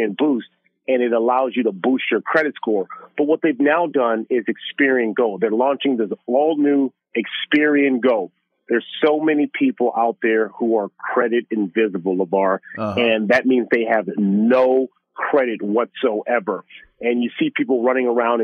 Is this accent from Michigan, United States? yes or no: no; Los Angeles, California, United States; growing up in South Central Los Angeles